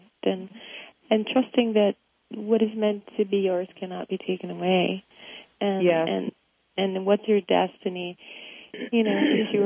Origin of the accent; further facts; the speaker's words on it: Rio de Janeiro, Brazil; moved away; me growing up in Brazil